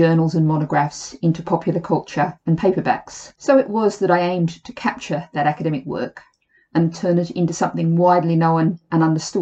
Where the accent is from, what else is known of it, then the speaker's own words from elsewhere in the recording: Sydney, New South Wales, Australia; moved away as an adult; now in London, United Kingdom; the Sydney that I grew up